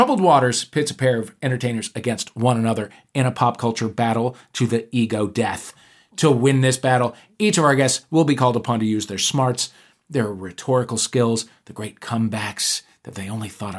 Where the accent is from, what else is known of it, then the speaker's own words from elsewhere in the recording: St. Louis, Missouri, United States; moved away; my hometown of St. Louis